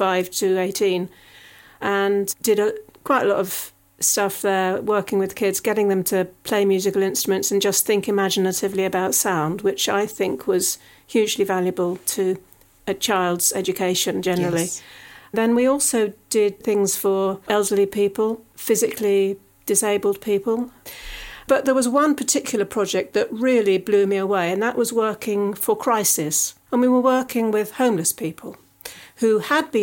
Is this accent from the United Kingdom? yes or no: yes; Surrey, South East England, United Kingdom; accent: Surrey; my Surrey accent